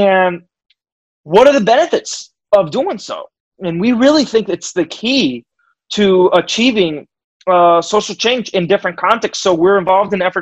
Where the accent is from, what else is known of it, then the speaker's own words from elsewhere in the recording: Puerto Rico; moved away as an adult; now in United States; I'm Puerto Rican. I was born and raised in Puerto Rico and lived there until I moved to the United States to do my graduate work.